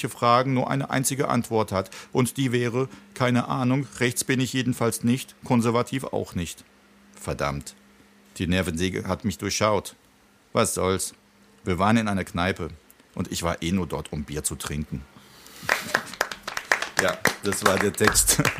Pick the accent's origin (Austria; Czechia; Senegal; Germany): Czechia; Prague; Ich kenne das auch aus meiner Kindheit in Tschechien und wirklich in Prag, als der Wenzelsplatz noch leer war, keine Touristen.